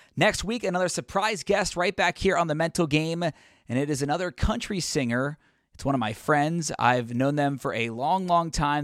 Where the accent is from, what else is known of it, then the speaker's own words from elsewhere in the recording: Cincinnati, Ohio, United States; I'm from Cincinnati